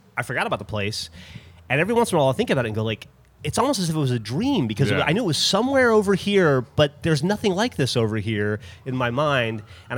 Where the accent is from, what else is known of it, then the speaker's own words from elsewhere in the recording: Alabama, United States; moved away; also born or lived in Austin, Texas / Detroit; I grew up in Alabama where airplanes were things for rich people to fly on.